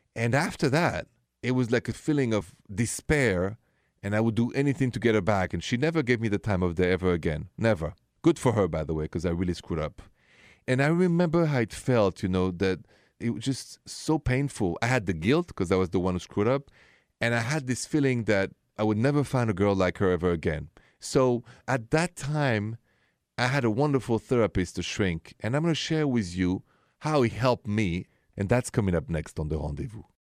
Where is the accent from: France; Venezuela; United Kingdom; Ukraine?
France; now in United States; I'm an American now from France